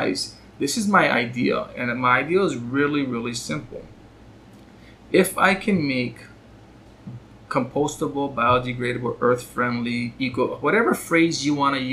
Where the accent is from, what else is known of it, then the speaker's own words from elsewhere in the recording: Hawaii, United States; I grew up here in Hawaii